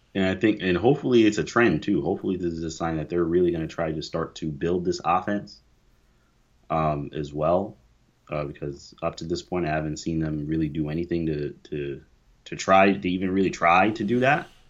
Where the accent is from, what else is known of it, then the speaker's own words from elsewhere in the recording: New York, United States; we're from New York